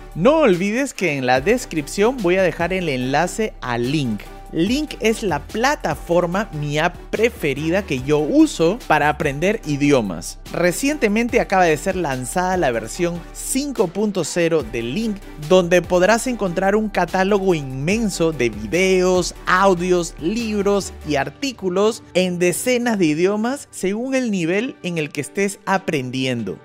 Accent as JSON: {"language": "Spanish", "region": "Lima", "country": "Peru", "also_born_or_lived": "Bogotá, Colombia", "moved": "yes", "said": "Yo vengo de una ciudad muy grande que es Lima"}